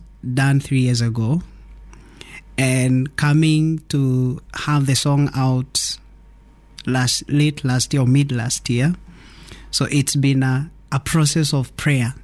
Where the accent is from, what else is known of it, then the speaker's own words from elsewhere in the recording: Nairobi, Kenya; also born or lived in Naivasha, Kenya; I'm born in Nairobi, raised partially in Nairobi and partially in Naivasha